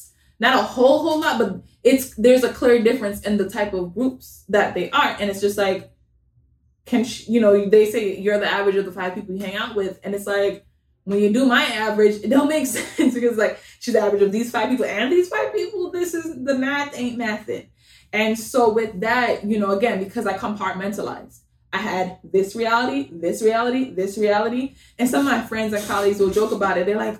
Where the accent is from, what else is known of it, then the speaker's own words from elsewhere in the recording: Bronx, New York, United States; also born or lived in Jamaica / Long Island; I was born in Jamaica. Most of my life I spent in the Bronx. I lived in Long Island for a good amount of time too. Like, where am I from?